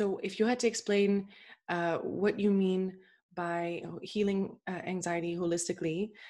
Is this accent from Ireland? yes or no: no; Canada; fellow Canadian.